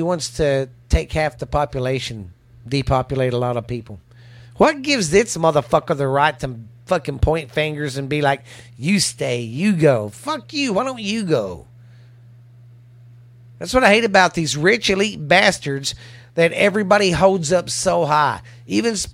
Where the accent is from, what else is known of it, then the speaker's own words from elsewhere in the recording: United States; I'm an American